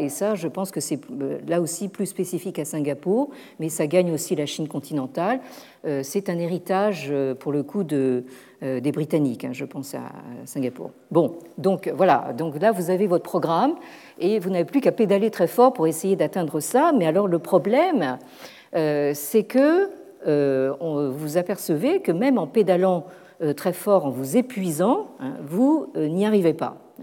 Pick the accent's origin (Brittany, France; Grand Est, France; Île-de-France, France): Île-de-France, France; Paris; en tant que Parisien